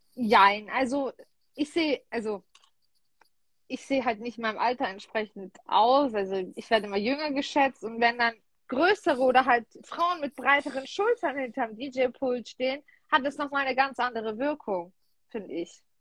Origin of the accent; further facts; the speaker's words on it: Heilbronn, Baden-Württemberg, Germany; Ich komme aus Heilbronn, also Raum Stuttgart.